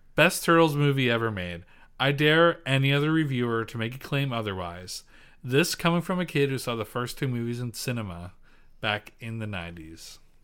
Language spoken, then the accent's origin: English; Pennsylvania, United States; accent: Pennsylvania Dutch; I'm full P